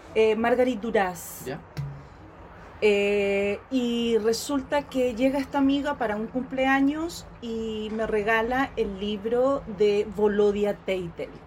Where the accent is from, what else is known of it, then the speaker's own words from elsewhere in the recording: Chile; nosotros los chilenos